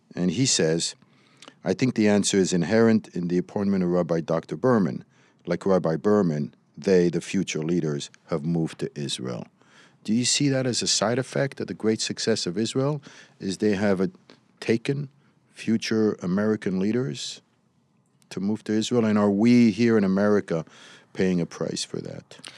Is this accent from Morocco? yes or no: yes; Morocco; now in United States; I was raised in Morocco